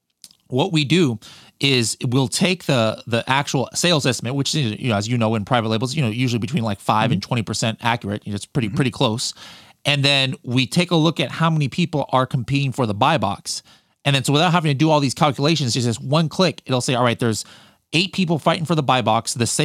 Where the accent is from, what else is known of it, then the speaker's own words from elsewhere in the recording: California, United States; see, why am I saying y'all? I'm from California.